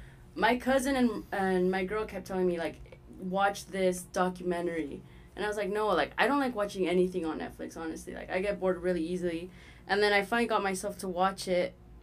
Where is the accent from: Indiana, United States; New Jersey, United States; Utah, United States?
Utah, United States; also born or lived in Los Angeles; I'm from Utah, but yeah. I was born in LA.